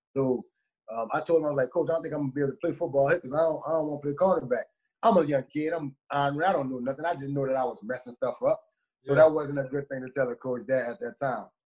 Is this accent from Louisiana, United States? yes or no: yes; New Orleans, Louisiana, United States; moved away; I grew up in the hood, man. I'm from New Orleans